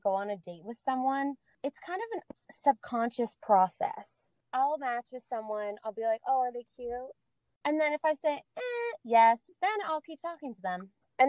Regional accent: Oregon, United States; I'm from Oregon.

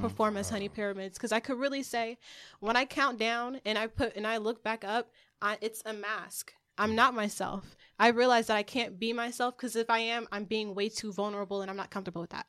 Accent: California, United States; also born or lived in Marietta, Georgia / Newark; I come from country, but I was raised in Cali

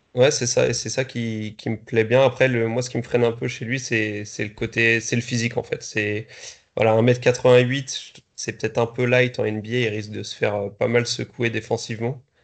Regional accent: Strasbourg, Grand Est, France; en tant que Strasbourgeois

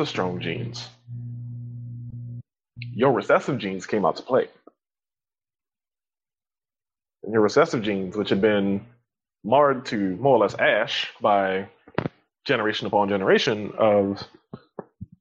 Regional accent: Louisiana, United States; I grew up in Louisiana

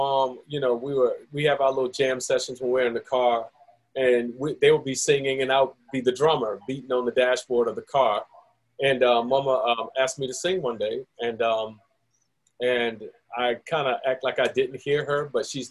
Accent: Orlando, Florida, United States; moved away; I grew up there in Mercy Drive and then Pine Hills area, basically Central Florida area

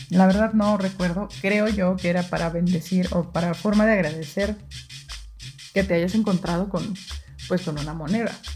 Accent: Mexico; agradezco tanto ser mexicana

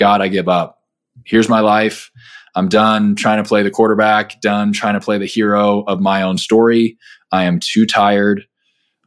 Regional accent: Southern California, United States; I grew up in Southern California

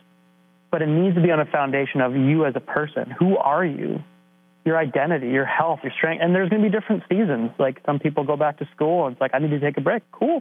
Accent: Canada; being stereotypical Canadian

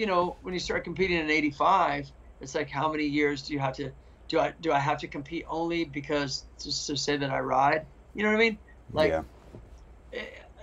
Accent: Missouri, United States; now in West Coast, United States; I'm from Missouri. I'm from the Midwest. I know how the Midwest works. I know the scenes. I get the vibe. I get it. Grew up there

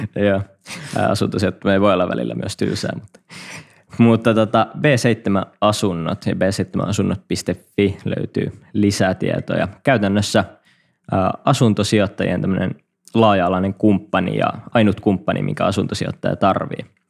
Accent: Kuopio, North Savo, Finland; moved away; mä oon … ja Savolainen Kuopiasta kotosi alun perin

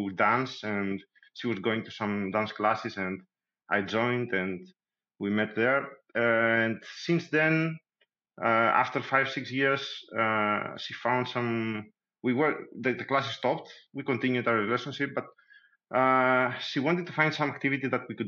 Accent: Greece; moved away; also born or lived in Thessaloniki; I'm coming from Greece. I used to live in Thessaloniki, where I started learning tango

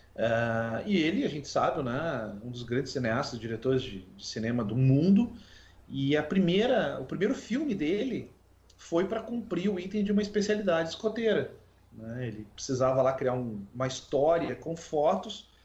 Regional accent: Rio Grande, Rio Grande do Sul, Brazil; now in Pelotas, Brazil; Eu sou de Rio Grande, mas hoje moro em Pelotas.

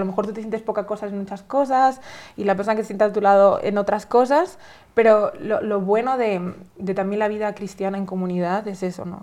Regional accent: Spain; yo soy española, ¿no? Eh, de, de, de, España es un país tradicionalmente católico

